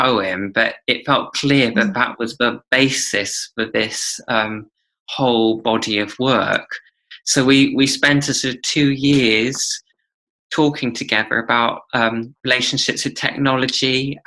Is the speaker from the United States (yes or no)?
no; United Kingdom; I'm British